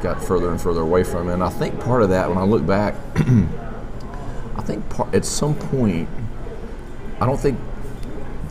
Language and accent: English; Montgomery, Alabama, United States; born or raised there; also born or lived in West Palm Beach, Florida / Nashville